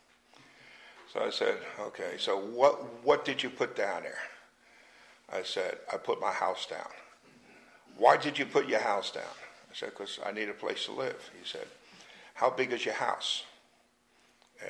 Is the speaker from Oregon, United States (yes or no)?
no; Jersey City, New Jersey, United States; moved away; I grew up in Jersey City, New Jersey